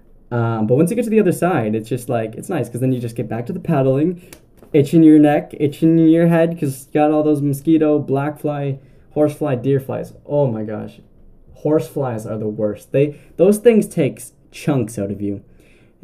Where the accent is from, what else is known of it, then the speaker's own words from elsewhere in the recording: Southern Ontario, Canada; I'm from Southern Ontario